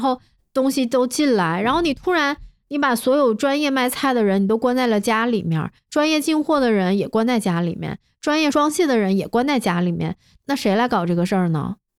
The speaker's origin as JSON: {"language": "Chinese", "region": "Northeast China", "country": "China", "said": "我是个东北人嘛"}